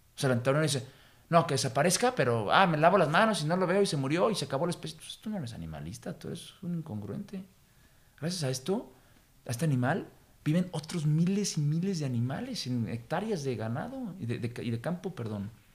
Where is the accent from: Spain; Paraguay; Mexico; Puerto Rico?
Mexico; nuestra cultura, de nuestra historia y de nuestra idiosincrasia ya como mexicanos